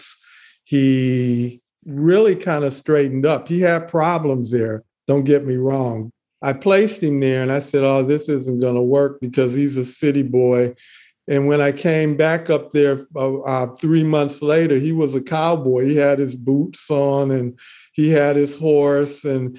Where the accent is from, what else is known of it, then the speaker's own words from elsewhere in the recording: Detroit, Michigan, United States; I grew up in Detroit, and I knew people like him